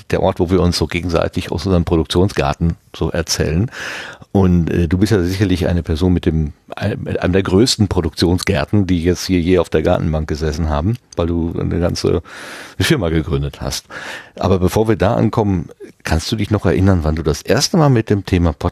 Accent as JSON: {"language": "German", "region": "North Rhine-Westphalia", "country": "Germany", "said": "wir kommen aus dem Ruhrgebiet und da hieß es immer, kommst nach Dortmund Applerbeck."}